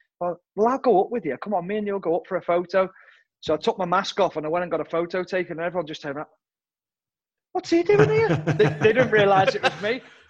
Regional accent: Ormskirk, North West England, United Kingdom; My mum and dad are both Scousers, both from like Bootle, which is bang in the middle of Liverpool, which is sort of quite a rough area to grow up in. And my mum and dad are from there. So they moved out into Ormskirk, which is Lancashire.

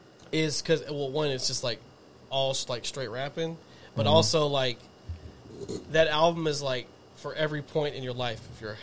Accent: Texas, United States; from Texas.

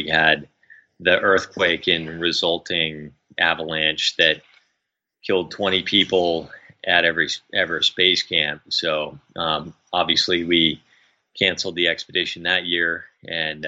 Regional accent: New England, United States; growing up in New England in the United States

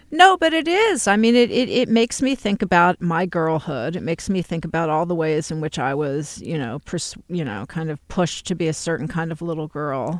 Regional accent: Texas, United States; I grew up in Texas.

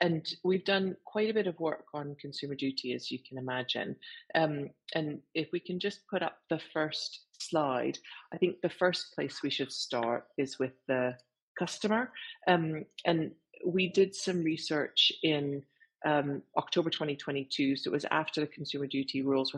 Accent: Canada; accent: French Canadian; I'll say it with my French Canadian accent.

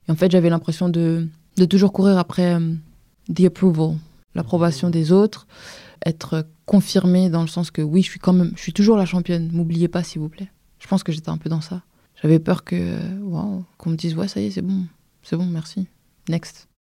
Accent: Vitry-sur-Seine, Île-de-France, France; also born or lived in Paris; né à Paris dans le 14e, mais j'ai grandi à Vitry.

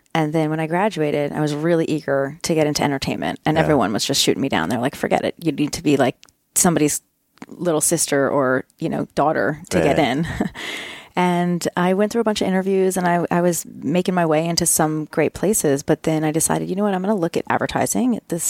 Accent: Potomac, Maryland, United States; Well, and the other funny thing about 90210 is Darren Star actually grew up in my hometown.

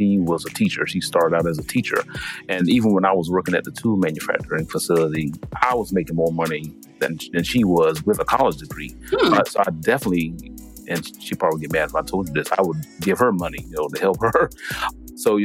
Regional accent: Sumter, South Carolina, United States; I am from Sumter, South Carolina.

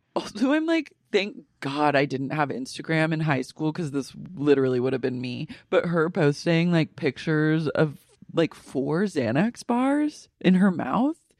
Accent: United States; my right as an American

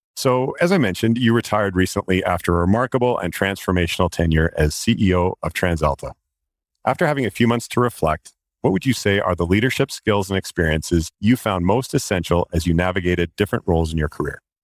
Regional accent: Canada

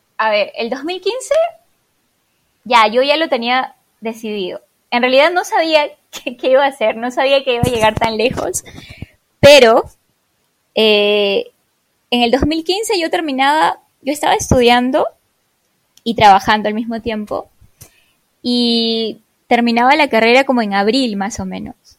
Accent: Peru; moved away as an adult; salí de Perú hace seis años, casi seis años atrás

